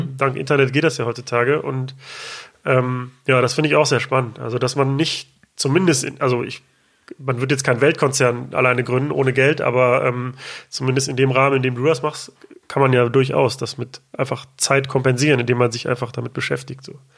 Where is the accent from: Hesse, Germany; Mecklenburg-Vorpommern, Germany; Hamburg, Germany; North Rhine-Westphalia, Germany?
North Rhine-Westphalia, Germany; Ruhr area; ich komme aus dem Ruhrgebiet